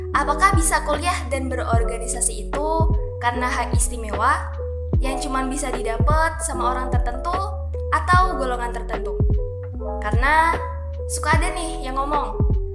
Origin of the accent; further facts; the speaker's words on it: Semarang, Central Java, Indonesia; moved away; aku tuh asalnya dari Semarang Jawa Tengah jadi banyak yang manggil aku mbak bukan teteh